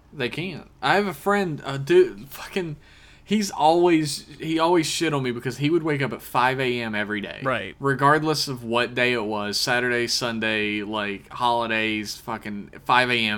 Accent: West Virginia, United States; I grew up in West Virginia

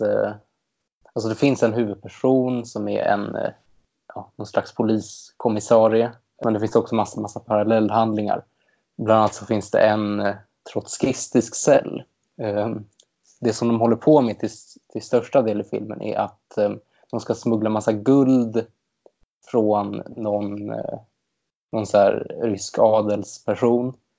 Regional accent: Stockholm, Stockholm County, Sweden; jag kommer från Stockholm och till skillnad från Linda har jag inte lyckats ta mig härifrån ännu

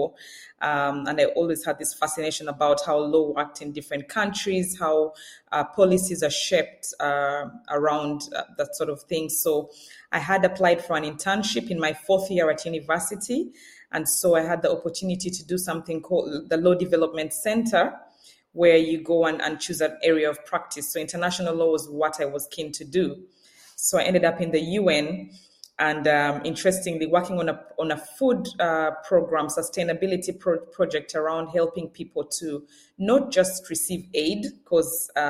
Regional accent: Uganda; moved away as an adult; I grew up in sunny Uganda

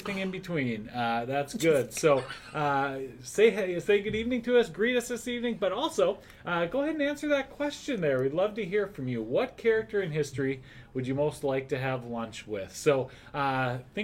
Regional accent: North Dakota, United States; growing up in North Dakota

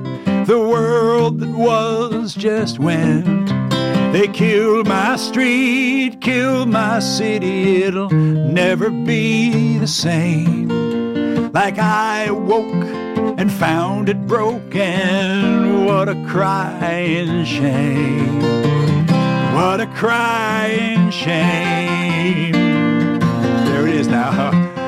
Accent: New York City, New York, United States; we grew up in Brooklyn Heights.

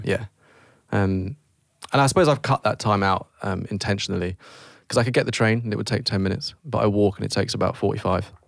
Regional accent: United Kingdom; we're British.

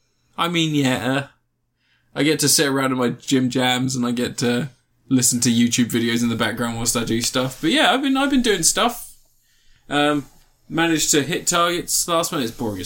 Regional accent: United Kingdom; because we're British, that bulldog spirit.

